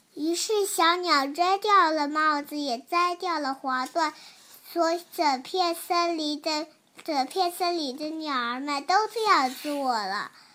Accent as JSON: {"language": "Chinese", "town": "Haining", "region": "Zhejiang", "country": "China", "said": "今年我五岁了，我来自浙江海宁。"}